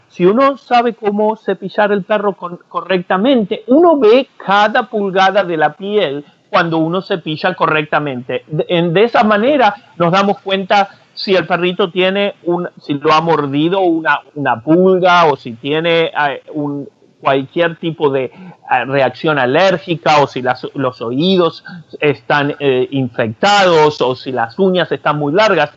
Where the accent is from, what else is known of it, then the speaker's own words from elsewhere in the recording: Argentina; soy argentino